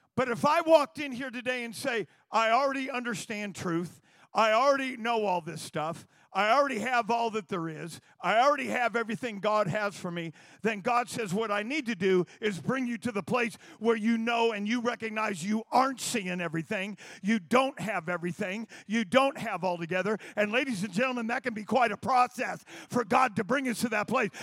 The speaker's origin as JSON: {"language": "English", "town": "Turlock", "region": "California", "country": "United States", "tie": "born or raised there", "said": "there was a church on Tur- in Turlock"}